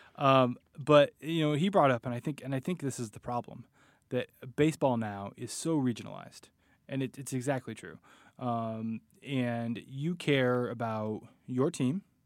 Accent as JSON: {"language": "English", "area": "Bay Area", "region": "California", "country": "United States", "tie": "born or raised there", "said": "I grew up in the Bay Area"}